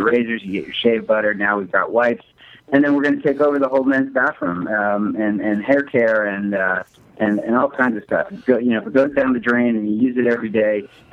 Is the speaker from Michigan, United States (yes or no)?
no; Philadelphia, Pennsylvania, United States; moved away as an adult; also born or lived in Atlanta / Venice, Los Angeles; now in Los Angeles, United States; I was born in Philadelphia.